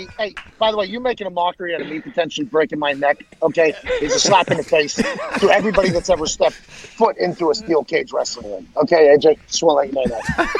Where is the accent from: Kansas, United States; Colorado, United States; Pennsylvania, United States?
Pennsylvania, United States; Pittsburgh; now in Indianapolis, United States; I grew up in Pittsburgh, not a lot of racing. I come to Indianapolis.